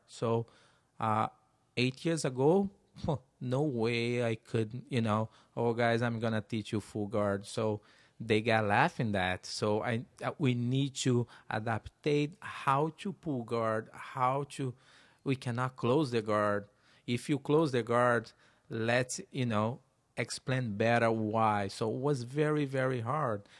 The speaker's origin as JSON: {"language": "English", "town": "Teresópolis", "region": "Rio de Janeiro", "country": "Brazil", "tie": "born or raised there", "second_language": "English", "moved": "as an adult", "lives_now": "United States", "said": "my hometown, Teresopolis, very small town."}